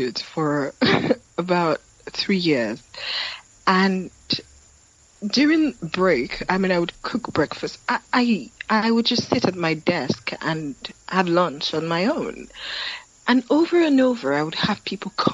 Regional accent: Ilesha, Osun, Nigeria; also born or lived in Lagos, Nigeria; Shortly after that, my parents moved.

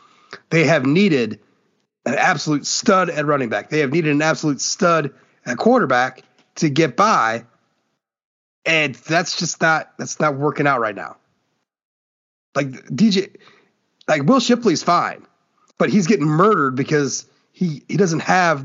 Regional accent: Fort Wayne, Indiana, United States; born there; now in Ohio, United States; Well, I was not born in Ohio. I was born in Fort Wayne. And moved here on January 1st, 1989.

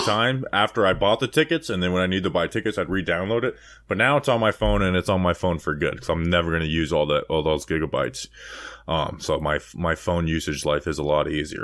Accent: Florida, United States; born or raised there

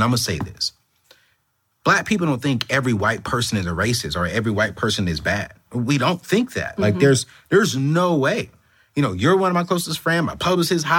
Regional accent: United States; I was born in America, but my family is from Africa

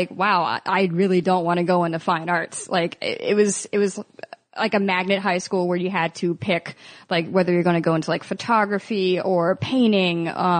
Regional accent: Baltimore, Maryland, United States; Where'd you grow up? Baltimore.

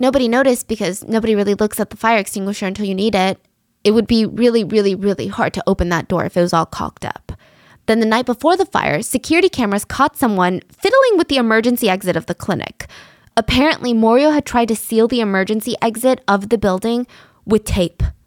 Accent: United States; I'm American. I live in America

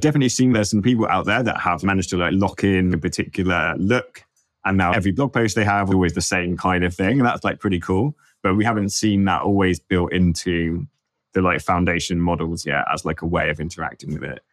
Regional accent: London, United Kingdom; I'm from London

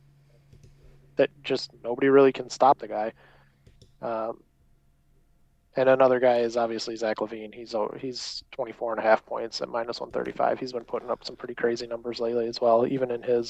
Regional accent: Chicago, Illinois, United States; they are my hometown team

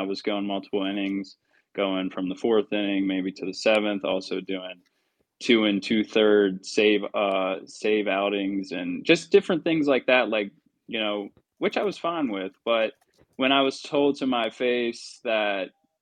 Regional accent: Baltimore, Maryland, United States; moved away; that's my hometown

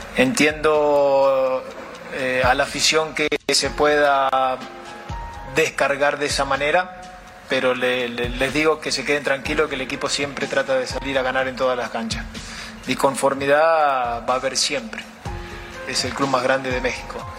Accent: Uruguay

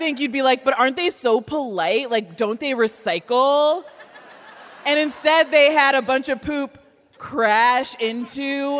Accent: Midwest, United States; we're the Midwest. We are very accommodating.

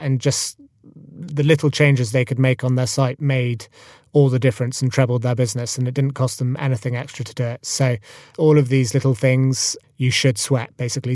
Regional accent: Scotland, United Kingdom; Freddie and I grew up together in Scotland.

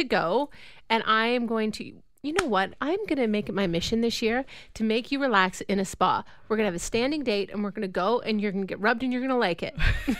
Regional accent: Owen Sound, Ontario, Canada; growing up in Owen Sound

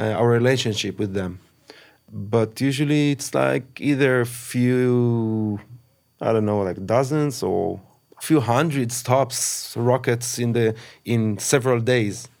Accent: Kfar Aza, Southern District, Israel; I've born and raised in Kfraza.

